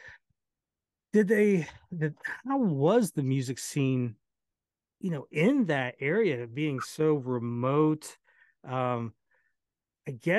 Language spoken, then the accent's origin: English; Ohio, United States; I'm from Ohio